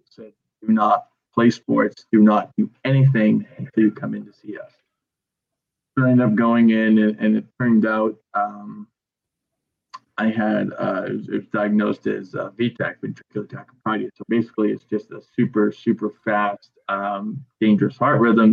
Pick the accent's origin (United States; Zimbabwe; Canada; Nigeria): United States; Gorham; I'm from Gorham. I coach at Gorham, not too far. It doesn't seem like I've moved too far